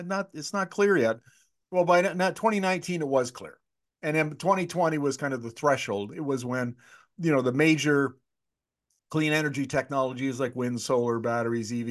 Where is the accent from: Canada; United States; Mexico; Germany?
Canada; I'm Canadian.